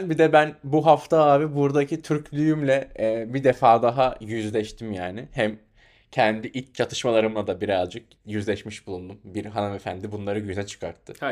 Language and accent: Turkish; Anatolia, Turkey; Türk oğlu Türk'üm bir Anadolu çomarıyım diye böyle dolaşıyorum.